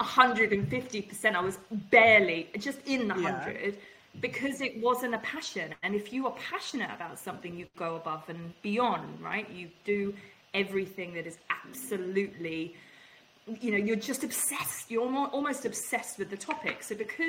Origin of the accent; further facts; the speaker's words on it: England, United Kingdom; I'm English